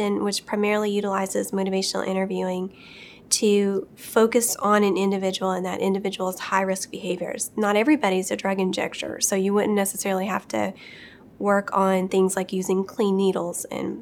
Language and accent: English; Appalachia, United States; I'm from Appalachia.